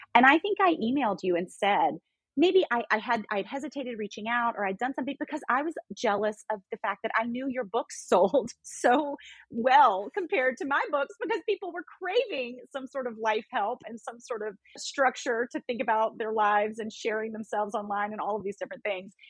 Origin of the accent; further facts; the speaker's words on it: Memphis, Tennessee, United States; moved away as an adult; also born or lived in North Carolina; now in New York City, United States; I grew up in Memphis, in Tennessee